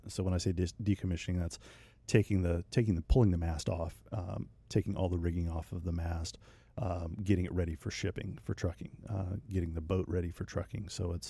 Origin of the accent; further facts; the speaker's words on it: Mississippi, United States; also born or lived in Louisiana; I grew up in Mississippi. Yeah, Mississippi. Same spot.